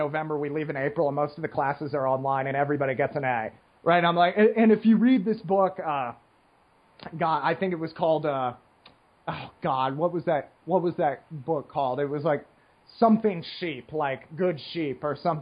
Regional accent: United States; this nasally voiced American

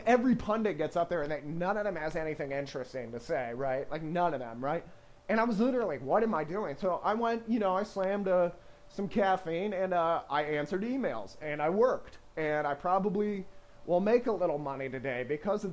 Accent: United States; as an American

